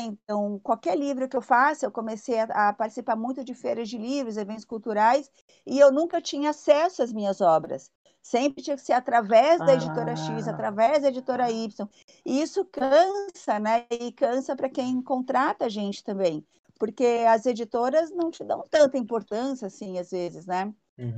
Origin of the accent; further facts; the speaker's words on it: São Paulo, Brazil; moved away as an adult; also born or lived in London; now in Litoral Norte, Brazil; Eu sou de São Paulo, né? Eu, eu, saí de São Paulo com 21 anos